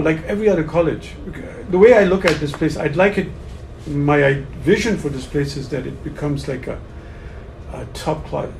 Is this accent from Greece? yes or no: no; Pakistan; I came from Pakistan. I'm a teacher of business in Pakistan for 30 years.